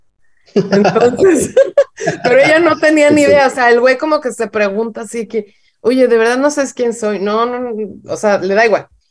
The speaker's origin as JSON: {"language": "Spanish", "country": "Mexico", "said": "en, México no vemos muchas series"}